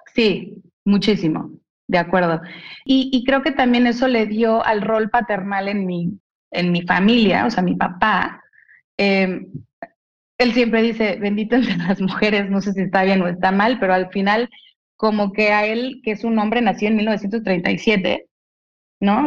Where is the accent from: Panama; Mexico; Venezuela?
Mexico; soy una mujer mexicana